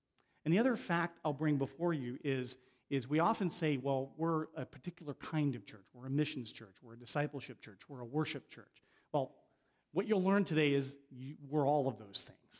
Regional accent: Ohio, United States; moved away as an adult; also born or lived in Avon, Connecticut; where I grew up in Ohio

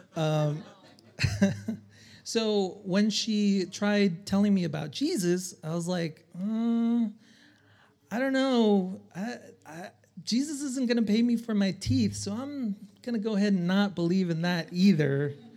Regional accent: El Salvador; moved away; I'm from El Salvador

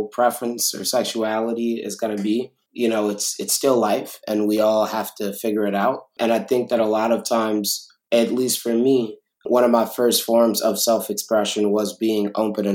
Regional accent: Chicago, Illinois, United States; being from Chicago, being from the South Side

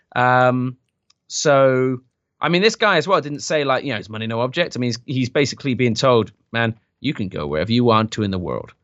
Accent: United Kingdom; I am British.

